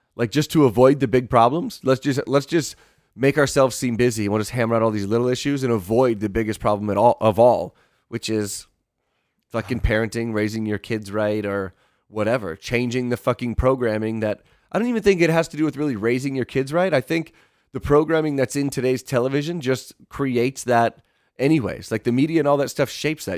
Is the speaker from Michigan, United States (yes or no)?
yes; Michigan, United States; when I was growing up on Fourth of July, 'cause you could have, like, the shitty fireworks in Michigan